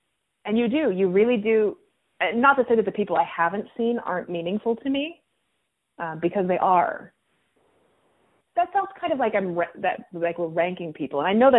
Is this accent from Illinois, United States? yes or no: yes; Chicago, Illinois, United States; And I'm from Chicago, where there are more cases than there are in Howard County.